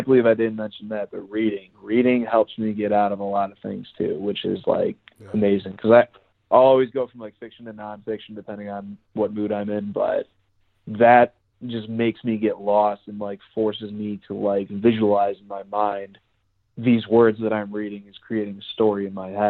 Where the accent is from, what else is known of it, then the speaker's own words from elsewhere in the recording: Chicago, Illinois, United States; now in Denver, United States; I'm originally from Chicago, and I actually used to live in the city